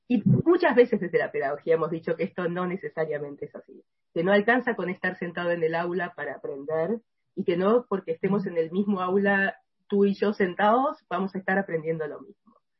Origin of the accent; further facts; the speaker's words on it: Argentina; en mi país